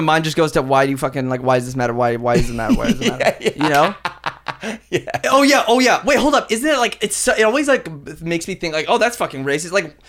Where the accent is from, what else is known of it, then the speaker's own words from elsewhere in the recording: Vancouver, British Columbia, Canada; we're from Vancouver, where no black people live.